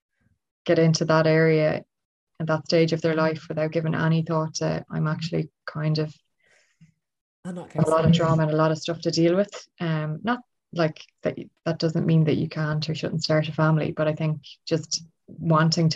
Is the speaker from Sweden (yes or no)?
no; Ireland; I'm Irish